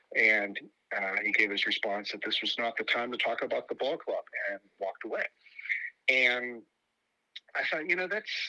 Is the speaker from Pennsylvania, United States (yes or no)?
yes; Pittsburgh, Pennsylvania, United States; also born or lived in State College, Pennsylvania; when I grew up in Pittsburgh as a Pirates fan in the 1970s and 1980s